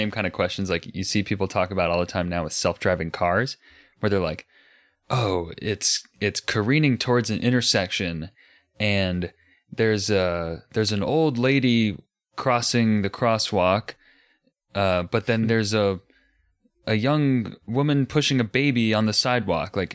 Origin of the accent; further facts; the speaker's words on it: United States; I'm American